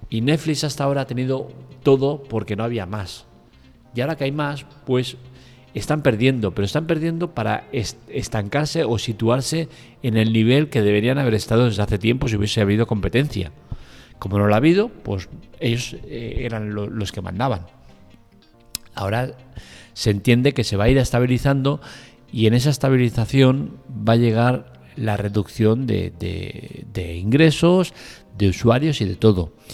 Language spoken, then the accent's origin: Spanish; Russia; me como el marrón de censura por todos lados porque soy ruso.